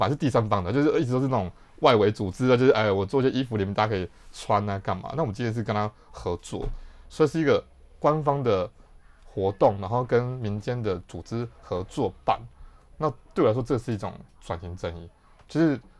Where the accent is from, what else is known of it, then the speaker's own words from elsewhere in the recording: Yilan County, Taiwan; 我是宜兰人